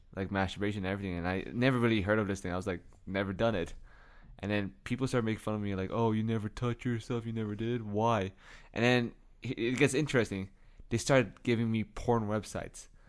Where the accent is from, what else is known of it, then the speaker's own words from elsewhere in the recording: Canada; we're from Canada